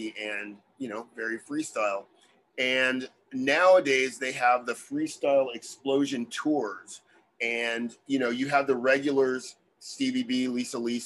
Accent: Bakersfield, California, United States; my hometown of Bakersfield

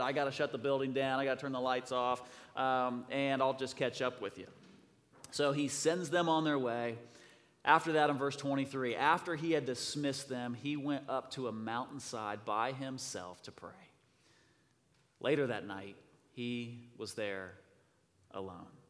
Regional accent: Rigdon, Indiana, United States; we are from Rigdon

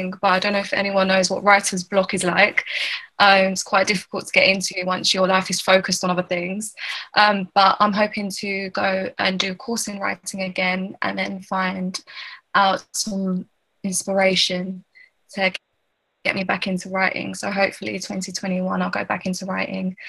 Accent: United Kingdom; I'm born here

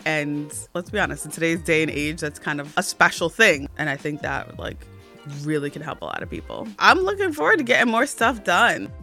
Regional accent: New Jersey, United States; I'm from New Jersey and I am a creative

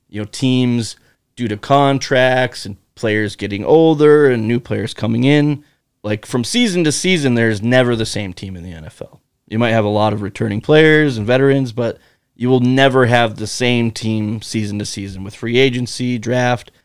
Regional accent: North Dakota, United States; growing up in North Dakota

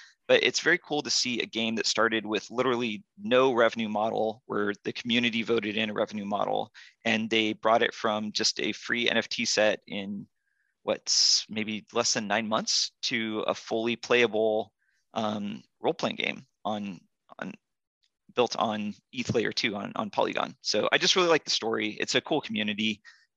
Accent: Yosemite, California, United States; moved away; I grew up in Yosemite and skied a lot growing up

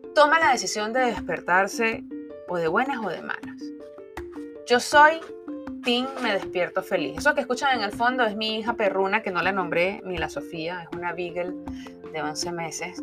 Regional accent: Caracas, Capital District, Venezuela; moved away as an adult; now in South Florida, United States; Soy venezolana, nací en la bella ciudad de Caracas hace 45 años

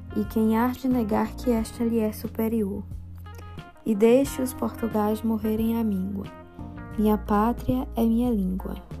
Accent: Brazil

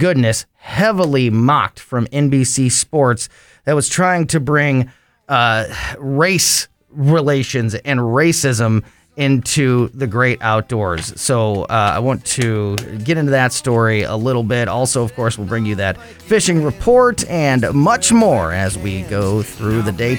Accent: Florissant, Missouri, United States; where I grew up in North County and Hazelwood and Florissant, and I fished in those areas for years.

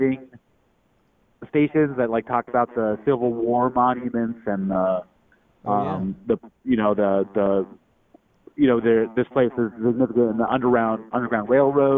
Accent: New Mexico, United States; moved away as an adult; also born or lived in upstate New York; now in New York, United States; growing up in New Mexico

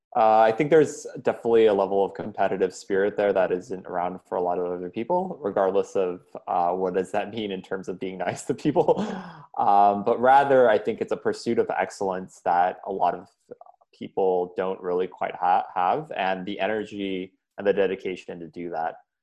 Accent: Jakarta, Indonesia; also born or lived in India / Montana, United States; I was born in Jakarta, and uh, moved to the states for two years. My, my dad was getting his master's to Montana, where my um, mom's side of the family's from. Then moved back

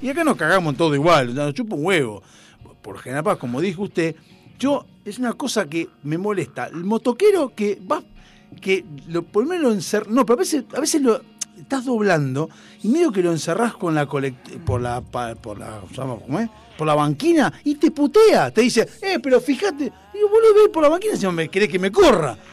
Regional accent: Argentina; nosotros por cuestión de distancia estamos en el culo del mundo, o sea, somos el país más austral del mundo

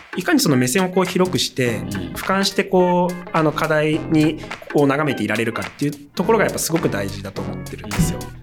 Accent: Hamamatsu, Shizuoka, Japan; 僕はあの、静岡の浜松です

